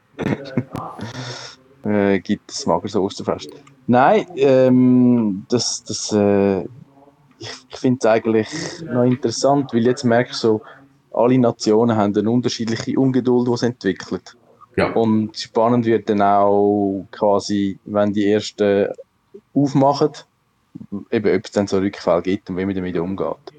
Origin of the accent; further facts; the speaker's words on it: Switzerland; wir sind, irgendwo sind wir alle Schweizer